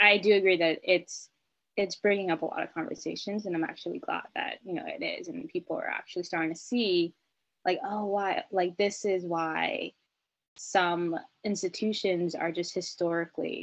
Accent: United States; I don't have an accent. I'm born and raised in America

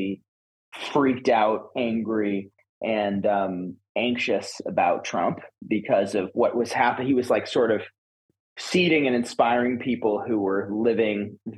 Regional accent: Woodstock, New York, United States; I grew up in upstate New York. Okay. Basically just outside of Woodstock

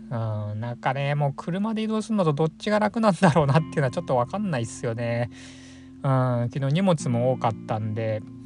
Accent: Chiba, Japan; moved away; 千葉のですね僕の実家

